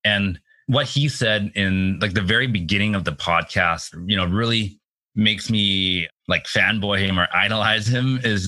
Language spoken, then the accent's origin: English; Richmond, British Columbia, Canada; my hometown in Richmond